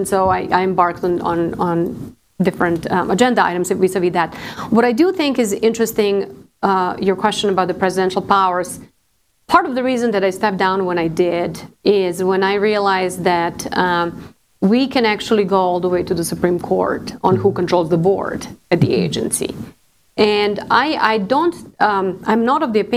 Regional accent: Serbia; now in Arlington, United States; I came to the United States. I'm from Serbia, former Yugoslavia

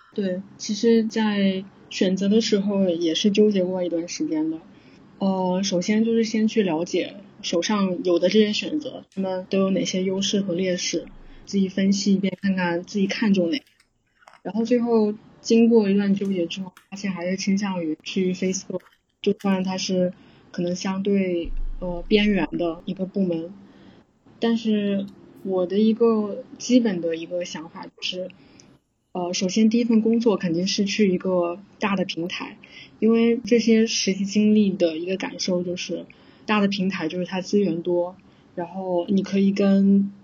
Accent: southern China, China; moved away as an adult; also born or lived in Beijing, China; now in Singapore; 我是南方人，然后南方的话就是夏天也是非常的热的，然后也比较湿

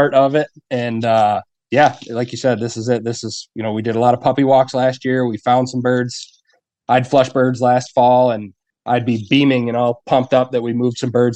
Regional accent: Ogdensburg, New York, United States; now in Potsdam, United States; I grew up on the St. Lawrence over in Augsburg

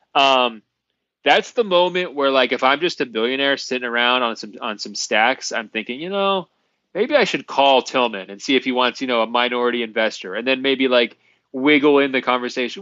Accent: Portland, Oregon, United States; I'm from Portland

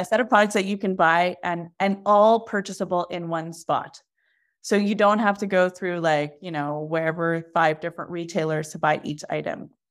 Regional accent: Montreal, Quebec, Canada; I'm from Montreal

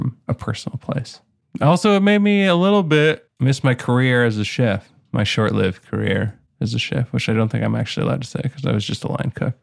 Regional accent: Canada; I'm from Canada.

